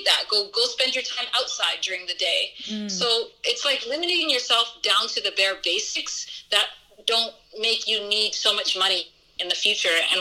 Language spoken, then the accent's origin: English; Canada; moved away as an adult; now in Somaliland; when I was growing up in Canada